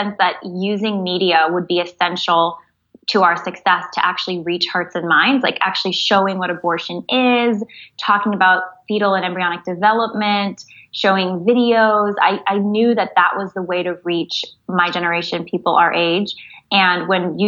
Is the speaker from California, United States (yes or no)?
yes; San Jose, California, United States; I was born and raised in San Jose, California